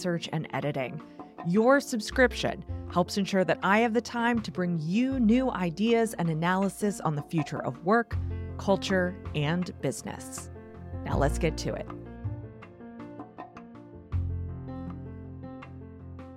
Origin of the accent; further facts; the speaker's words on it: United States; an American who has always lived in the U.S.